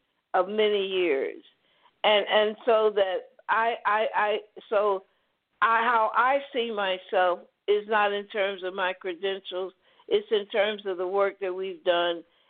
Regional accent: the South, United States; growing up in the South, in the segregated South

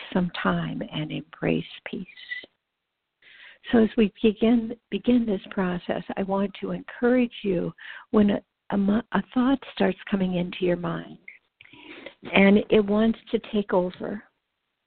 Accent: Los Angeles County, California, United States; I grew up in Los Angeles County

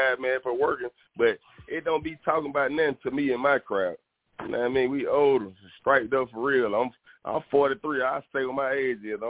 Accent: Atlanta, Georgia, United States; I'm born and raised in Atlanta.

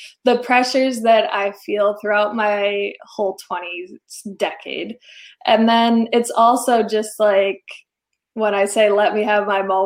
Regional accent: Rhode Island, United States; coming from a smaller town, I'm from Rhode Island

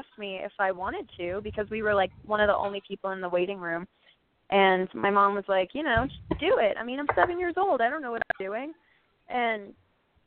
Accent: Orlando, Florida, United States; now in California, United States; born and raised in Orlando

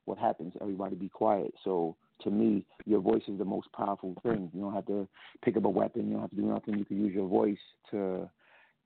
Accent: United States; I was born in New York/Jersey

